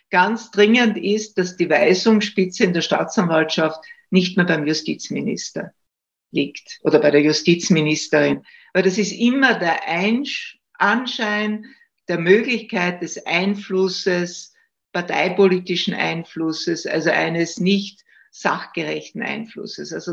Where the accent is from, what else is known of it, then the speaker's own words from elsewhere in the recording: Styria, Austria; Ich komme aus der Steiermark, ich lebe ja in Graz und habe auch in Graz studiert.